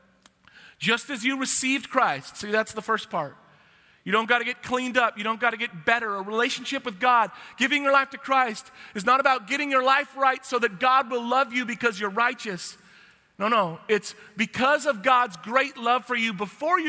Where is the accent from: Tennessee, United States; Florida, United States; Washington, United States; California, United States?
Washington, United States; now in Texas, United States; I'm from Washington, the evergreen state